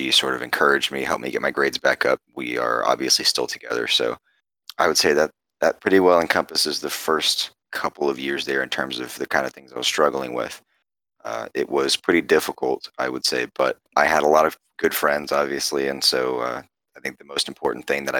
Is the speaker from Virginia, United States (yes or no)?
no; Carrollton, Texas, United States; I am born and raised in the area. I grew up over in Carrollton, and I came to UTD